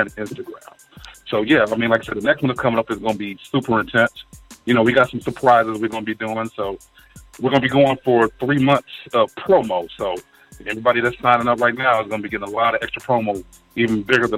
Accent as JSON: {"language": "English", "town": "Cincinnati", "region": "Ohio", "country": "United States", "said": "we all from Ohio. You know, I'm from Cincinnati"}